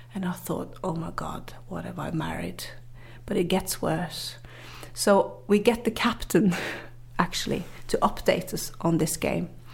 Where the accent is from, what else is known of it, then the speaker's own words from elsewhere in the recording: Northern Norway, Norway; English is a second language; I grew up in the very north of Norway, up in the Arctics